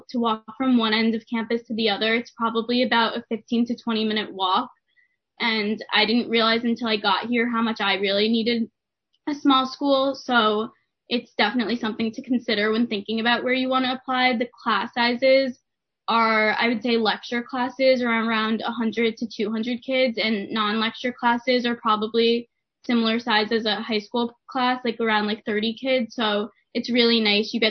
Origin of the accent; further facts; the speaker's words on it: Westchester, New York, United States; I'm from Westchester, New York, and I was in dorm 2014